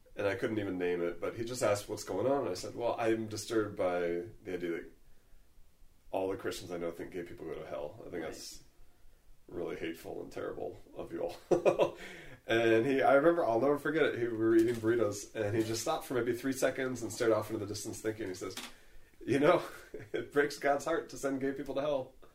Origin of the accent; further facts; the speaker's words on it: San Jose, California, United States; moved away; also born or lived in Charlottesville; I grew up in San Jose, very different culture from out here